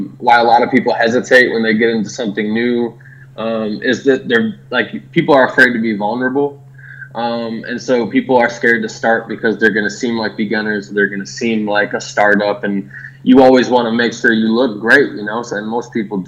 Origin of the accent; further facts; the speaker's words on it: Milwaukee, Wisconsin, United States; now in Austin, United States; I'm from Milwaukee